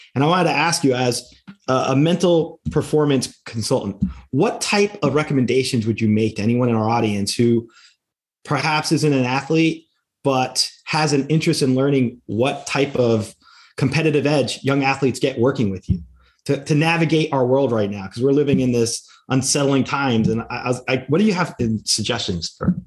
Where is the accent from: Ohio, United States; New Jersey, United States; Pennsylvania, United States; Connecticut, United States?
New Jersey, United States; my home state of New Jersey